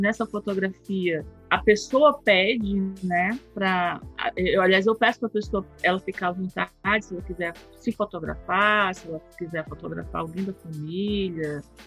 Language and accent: Portuguese; Fortaleza, Ceará, Brazil; eu sou do Ceará, sou de Fortaleza